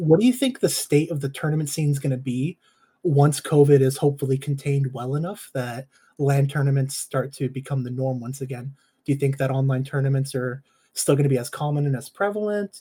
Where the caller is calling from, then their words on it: Northern California, United States; I'm calling in from NorCal